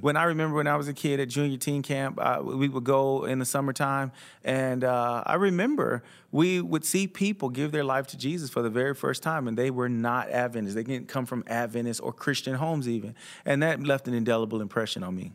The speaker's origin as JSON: {"language": "English", "region": "South Florida", "country": "United States", "tie": "born or raised there", "said": "when I was growing up in South Florida"}